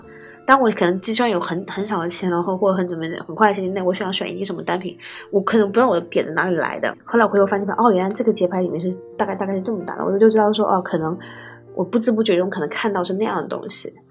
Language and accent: Chinese; China; 我们中国人社交，其实你要什么，我都饭桌上聊嘛。